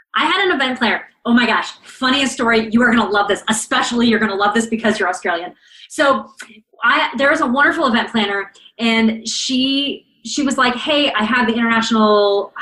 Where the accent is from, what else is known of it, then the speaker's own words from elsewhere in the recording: Canada; So I'm Canadian and I live relatively close to the American border.